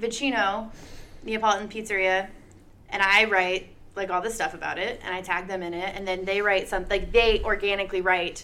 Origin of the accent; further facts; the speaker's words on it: Northern Idaho, United States; also born or lived in Coeur d'Alene; I grew up in Northern Idaho, and I didn't want to live in Northern Idaho for the rest of my life